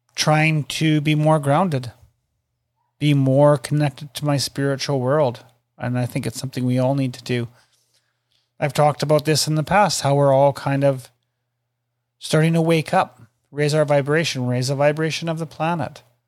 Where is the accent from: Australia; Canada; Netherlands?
Canada; I'm Canadian